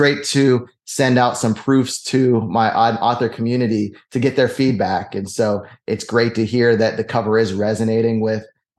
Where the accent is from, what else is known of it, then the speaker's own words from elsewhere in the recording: Pittsburgh, Pennsylvania, United States; moved away; I'm originally from Pittsburgh